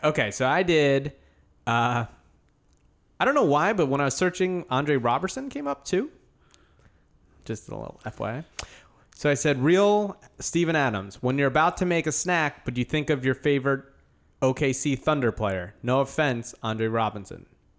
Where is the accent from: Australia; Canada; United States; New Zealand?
New Zealand; New Zealand. Yeah. We are the perfect country.